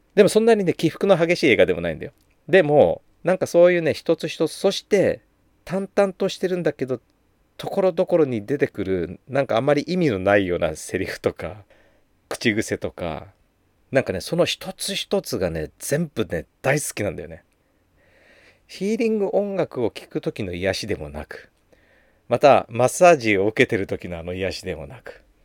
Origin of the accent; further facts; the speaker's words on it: Takasaki, Gunma, Japan; also born or lived in Chiba; 私は出身が生まれは千葉なんだけど育ちが群馬ってね小学校の1年生終わってすぐ親の転勤で群馬の高崎に越してで小学2年から高3までずっと高崎いたのでもうどっちかっていうとふるさとは高崎みたいな群馬県なんだよね